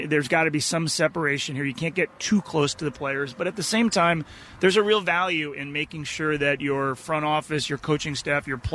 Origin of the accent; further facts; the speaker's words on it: Boston, Massachusetts, United States; moved away; When I was a kid, I grew up in the Boston area